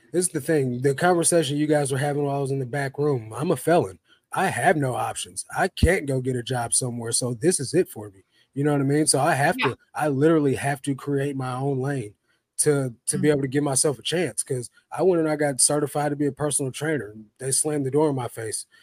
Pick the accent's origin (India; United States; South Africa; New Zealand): United States; St. Louis, Missouri; moved away; I come from St. Louis